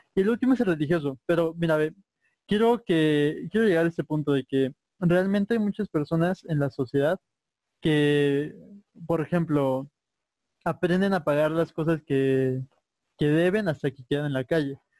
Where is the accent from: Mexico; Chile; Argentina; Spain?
Mexico; nosotros como mexicanos